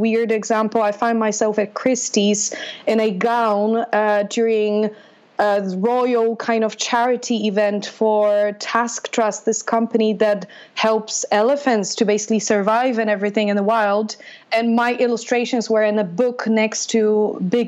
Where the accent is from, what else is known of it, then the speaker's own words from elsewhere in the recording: Poland; moved away as an adult; also born or lived in London; spent my childhood and my growing up in Poland